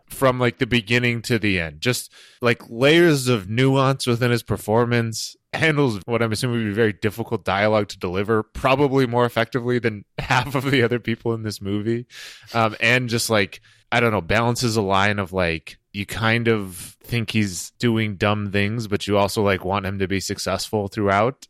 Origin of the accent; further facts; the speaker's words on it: New England, United States; I grew up in New England.